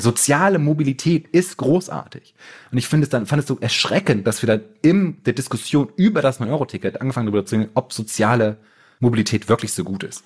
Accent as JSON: {"language": "German", "country": "Germany", "said": "wir so als Deutsche"}